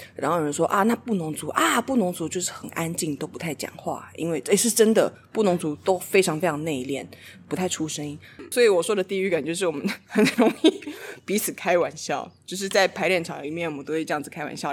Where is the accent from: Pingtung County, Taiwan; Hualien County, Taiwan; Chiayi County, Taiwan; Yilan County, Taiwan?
Hualien County, Taiwan; Hualien; 我是在花莲从小就长大的